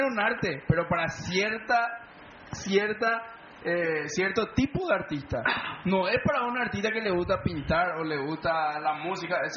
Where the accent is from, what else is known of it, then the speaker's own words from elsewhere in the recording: Paraguay; no creo que nada me haga más orgulloso como paraguayo